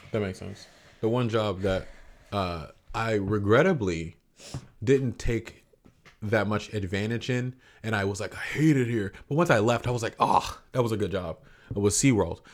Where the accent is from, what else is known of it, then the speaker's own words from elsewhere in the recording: Central Florida, United States; I grew up in Central Florida